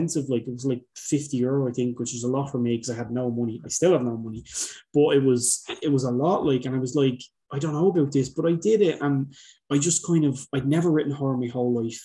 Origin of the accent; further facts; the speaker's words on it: Dublin, Leinster, Ireland; I'm from Dublin.